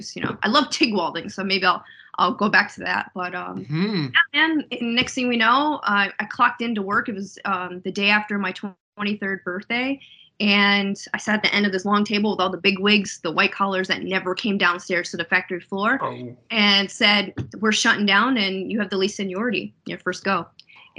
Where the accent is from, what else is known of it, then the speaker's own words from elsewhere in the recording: Enfield, Connecticut, United States; moved away as an adult; also born or lived in Florida; now in Virginia, United States; my hometown of Enfield